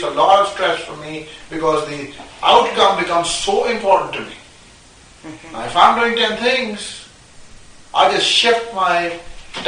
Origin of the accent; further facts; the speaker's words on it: Pakistan; moved away as an adult; now in United States; I grew up in Pakistan until I was, 19, I came here when I was 19